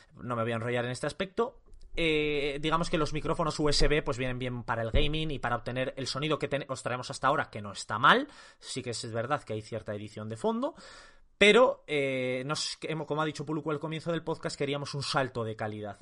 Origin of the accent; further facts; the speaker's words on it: Castile and León, Spain; yo castellano-leones